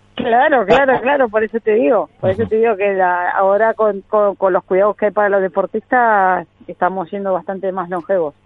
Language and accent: Spanish; Argentina